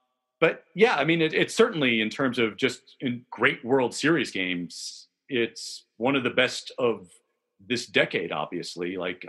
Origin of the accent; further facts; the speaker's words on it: Chicago, Illinois, United States; accent: Chicago; I was debating whether or not to put my Chicago accent for that super fans moment on, but I didn't.